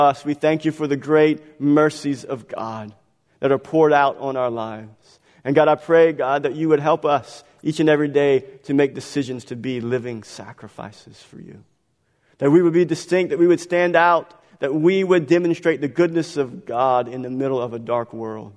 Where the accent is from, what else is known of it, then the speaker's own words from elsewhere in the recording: Galliano, Louisiana, United States; I was born in Galliano.